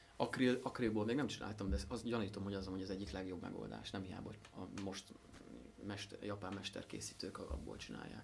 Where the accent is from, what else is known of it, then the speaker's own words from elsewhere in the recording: Szentendre, Pest, Hungary; Leányfalu és Szentendre határán, a csúcs alatt van egy kis völgy, ott nőttünk föl